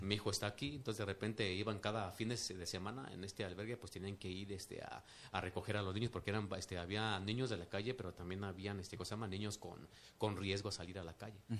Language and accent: Spanish; Mexico City, Mexico; also born or lived in Mérida, Yucatán; me trajeron de un mes de nacido aquí a la Ciudad de México, entonces prácticamente, pues, soy como que más de, de este lado que, que de allá